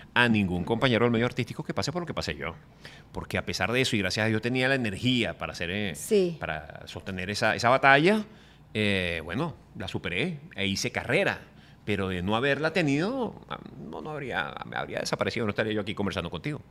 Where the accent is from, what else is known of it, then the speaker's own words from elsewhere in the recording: Venezuela; moved away as an adult; now in Miami, United States; volver a mi tierra